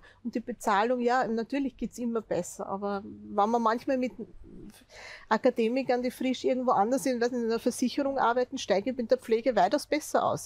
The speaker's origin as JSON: {"language": "German", "country": "Austria", "said": "als Österreicher, der ich in denselben Topf einzahle"}